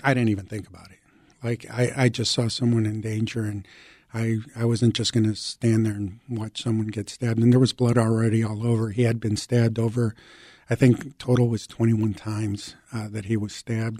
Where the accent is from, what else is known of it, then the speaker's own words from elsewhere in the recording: Chicago, Illinois, United States; English is a second language; also born or lived in Mexico; I was also an immigrant, so I came from Mexico. I was six years old, living in the um, Lakeview and Ravenswood Manor uh, neighborhoods here in Chicago. I didn't speak English